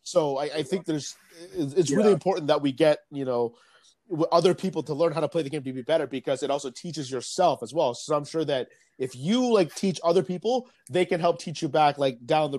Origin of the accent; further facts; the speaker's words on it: Vietnam; because I'd also like to see that in my home country of Vietnam.